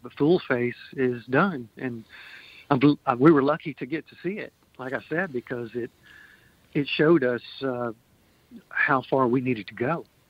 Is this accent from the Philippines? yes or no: no; Pearl, Mississippi, United States; also born or lived in Jackson, Mississippi / Springfield, Missouri; now in Kansas City, United States; I'm originally from Mississippi. I was born in Jackson, grew up in a suburb of Jackson called Pearl